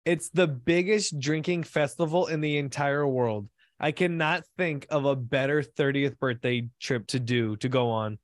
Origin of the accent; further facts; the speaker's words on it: United States; I'm American